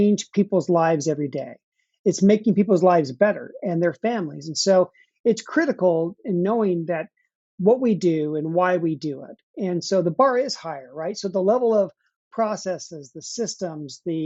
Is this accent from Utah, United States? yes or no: yes; Utah, United States; moved away as an adult; now in Nashville, United States; I grew up out west in Utah. That's where I spent most of my life.